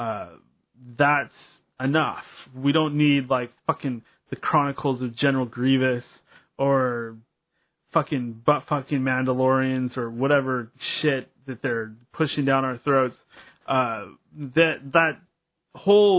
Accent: Seattle, Washington, United States; a local boy. I always talk about, hey, I'm from the Pacific Northwest. I'm from the Puget Sound. I'm from Seattle

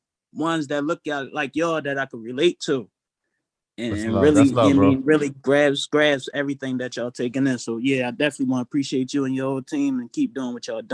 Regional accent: Philadelphia, Pennsylvania, United States; I joined EYL. I'm from Philly too

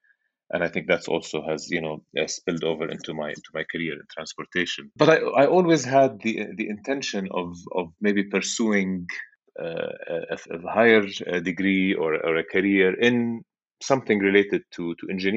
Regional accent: Amman, Amman Governorate, Jordan; moved away as an adult; also born or lived in MIT, United States; I grew up in Amman, Jordan. That's where I was born and spent most of my life and currently live.

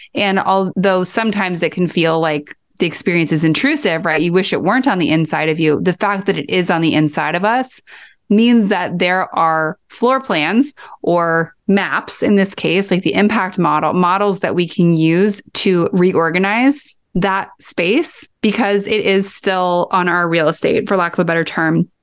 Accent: Kansas, United States; I grew up in Kansas

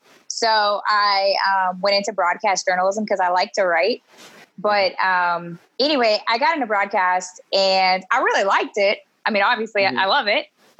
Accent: Pittsburgh, Pennsylvania, United States; moved away as an adult; also born or lived in West Virginia; now in Augusta, United States; I grew up in Pittsburgh, and then I went to school at West Virginia University

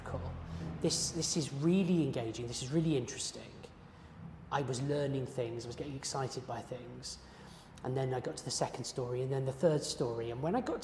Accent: Guernsey; moved away; I'm originally from Guernsey, so I'd been surrounded by these myths growing up

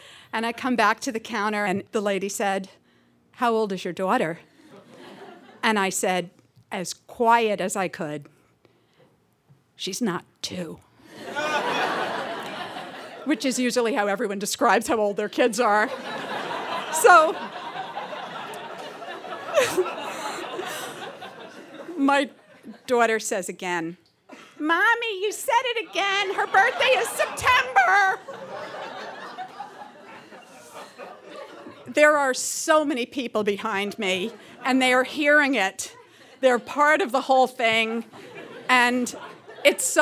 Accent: New York City, New York, United States; moved away; also born or lived in Seattle; I'm from New York originally, from Woodside, Queens

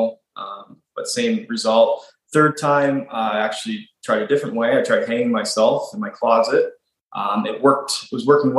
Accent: Nova Scotia, Canada; moved away as an adult; also born or lived in Ontario; I grew up out in Nova Scotia, and then I moved to Ontario for school when I was 18.

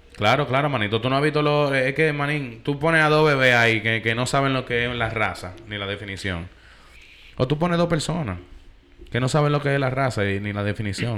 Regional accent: New York, United States; yo soy de Nueva York

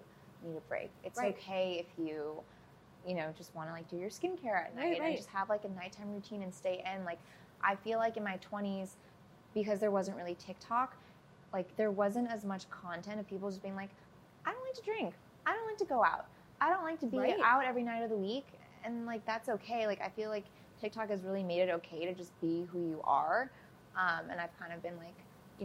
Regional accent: Minnesota, United States; moved away as an adult; also born or lived in Chicago, United States; now in Los Angeles, United States; I grew up in Minnesota, and I went to school in, outside Chicago, lived in Chicago. So, like, very Midwest. Been in LA, like, almost 8 years now

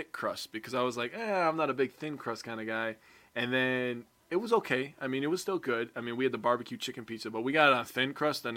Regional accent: Kiel, Wisconsin, United States; also born or lived in Sheboygan; We're actually from Keel. That's the little town that we're from.

